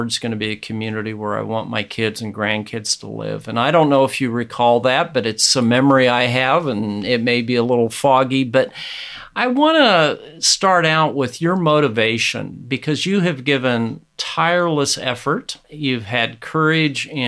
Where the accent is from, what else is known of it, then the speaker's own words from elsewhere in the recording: Mullen, Nebraska, United States; my hometown of Mullen